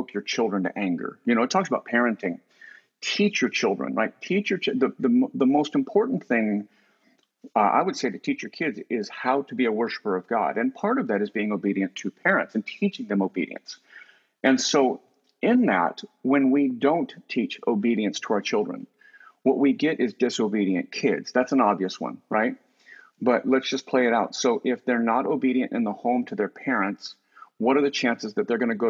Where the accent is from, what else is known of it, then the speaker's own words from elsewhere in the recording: United States; growing up in America